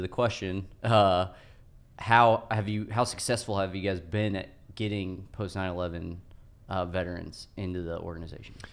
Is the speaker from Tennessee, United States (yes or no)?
no; Morris Reservoir, California, United States; I grew up on Morris Reservoir